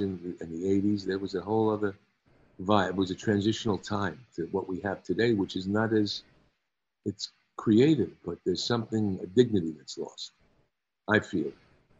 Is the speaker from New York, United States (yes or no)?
yes; New York, United States; moved away; I can ride a subway, you know, because I came from New York